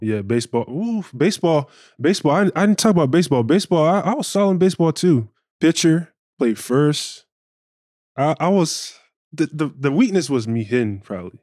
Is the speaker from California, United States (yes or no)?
no; Bartow, Florida, United States; where I'm from, I'm from Central Florida